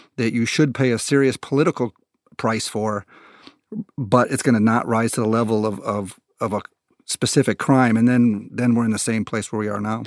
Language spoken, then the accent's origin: English; United States; as an American